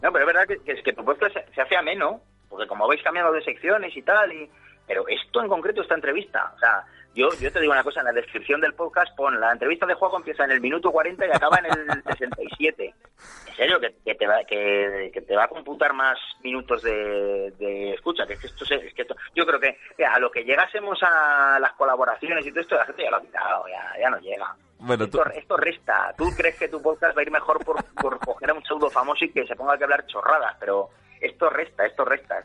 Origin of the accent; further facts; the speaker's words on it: Zaragoza, Aragon, Spain; vivo en mi tierra, o sea, sin salir de mi casa de Zaragoza